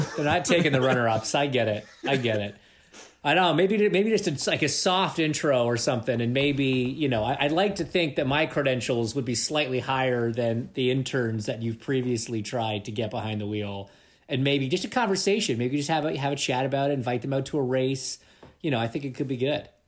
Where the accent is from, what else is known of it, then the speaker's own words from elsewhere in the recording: Toronto, Ontario, Canada; I'm from Toronto